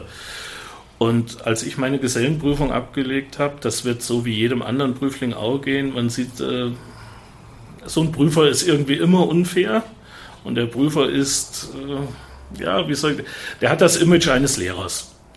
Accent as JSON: {"language": "German", "town": "Fulda", "region": "Hesse", "country": "Germany", "tie": "born or raised there", "said": "Obwohl wir in Engelhelms gewohnt haben, sage ich mal, und ich, ich eigentlich ein Engelhelmser bin"}